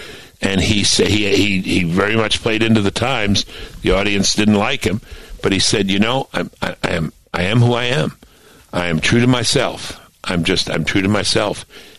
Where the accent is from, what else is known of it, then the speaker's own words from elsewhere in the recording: Brooklyn, New York, United States; I thought the world was mostly Jewish. I grew up in Flatbush, New York.